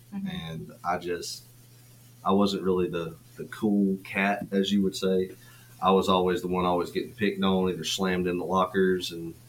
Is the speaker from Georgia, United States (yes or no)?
yes; North Georgia, United States; moved away as an adult; now in South Georgia, United States; because I'm not originally from South Georgia. I'm from North Georgia.